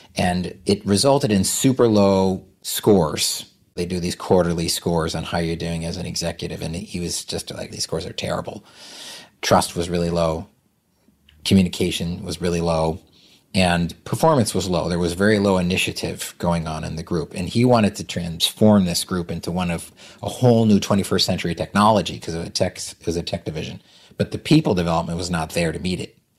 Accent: Vermont, United States; I'm from Vermont

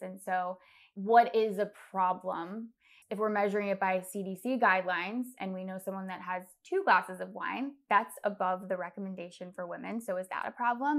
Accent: Fairfax, Virginia, United States; I was born in Virginia, Fairfax, Virginia

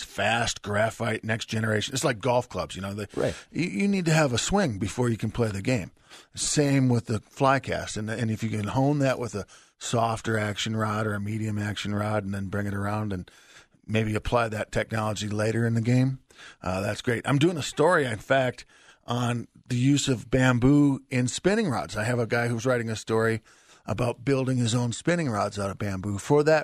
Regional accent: Wisconsin, United States; moved away; also born or lived in Michigan; I grew up in the upper Midwest like you did, and I'm from Wisconsin and went to school in Michigan

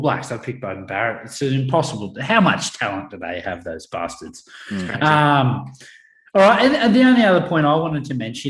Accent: Australia; I love being an Aussie rugby fan.

